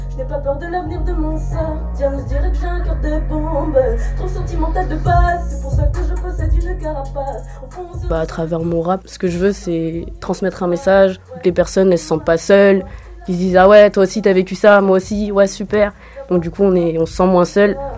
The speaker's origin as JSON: {"language": "French", "town": "Saint-Brieuc", "region": "Brittany", "country": "France", "said": "j'ai 21 ans, et du coup, je viens de Saint-Brieuc."}